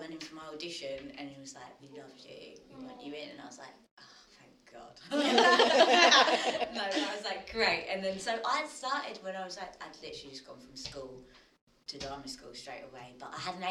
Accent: London, United Kingdom; I grew up in Tottenham

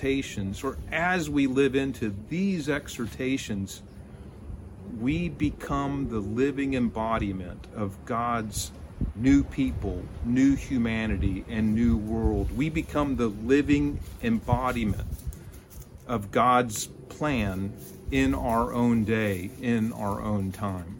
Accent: Texas, United States; I'm a Texan. My family is Texan. My friends are Texan.

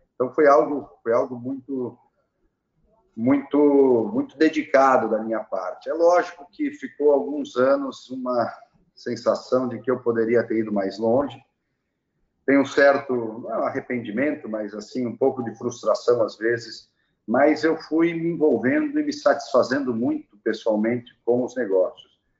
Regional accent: Farroupilha, Rio Grande do Sul, Brazil; moved away; also born or lived in São Paulo; nasci em Farroupilha

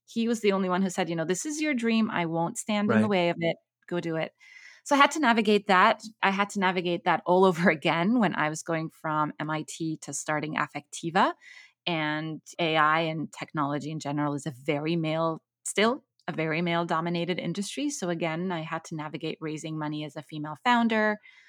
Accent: Cairo, Egypt; moved away as an adult; also born or lived in Kuwait / Abu Dhabi, United Arab Emirates; So I grew up in the Middle East. I grew up in Cairo and in Kuwait and Abu Dhabi. But then I had the opportunity to move to Cambridge University to do my PhD.

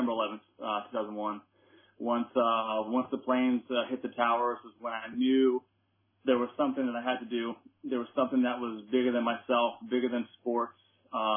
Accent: Long Island, New York, United States; moved away as an adult; also born or lived in Germany / Guam; I grew up in Long Island, New York

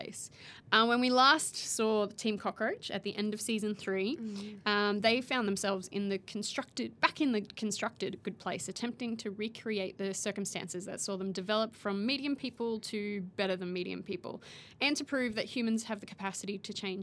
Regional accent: Australia; While I was living overseas, and inevitably people would be like, oh, where are you from? And they never pick Australia

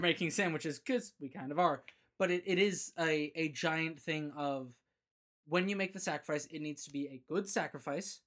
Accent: Phoenix, Arizona, United States; now in Boise, United States; I grew up in Phoenix

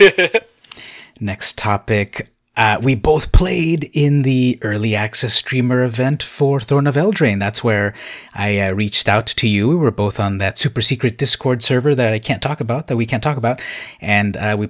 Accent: Imperial Beach, California, United States; I grew up here in the San Diego area, Imperial Beach, a suburb

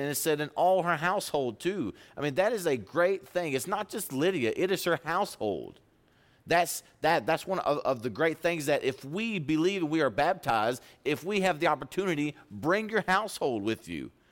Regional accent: Pampa, Texas, United States; I'm from Pampa, Texas.

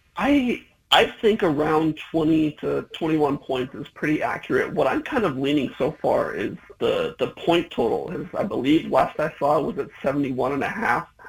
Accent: Eugene, Oregon, United States; I grew up in Eugene. I went to South Eugene

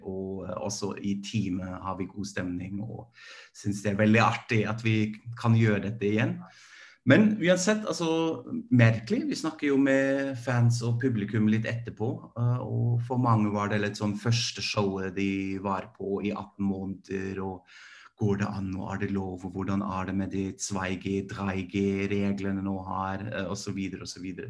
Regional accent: Germany; now in Norway; jeg er fra Tyskland

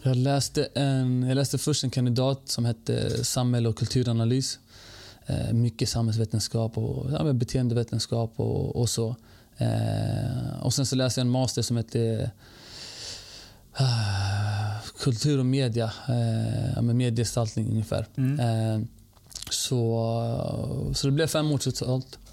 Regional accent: Stockholm, Stockholm County, Sweden; also born or lived in Norrköping / Bredäng; född stockholmare, född och uppvuxen i, i Rinkeby faktiskt

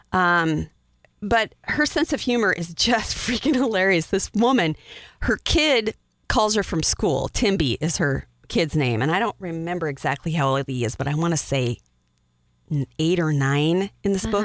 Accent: Wyoming, United States; I'm from Wyoming

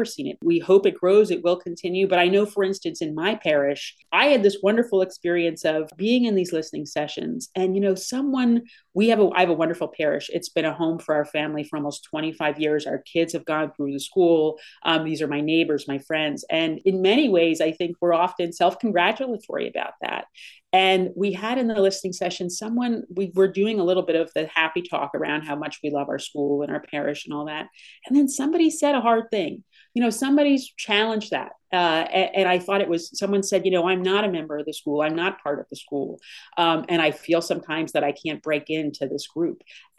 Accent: United States; as American Catholics

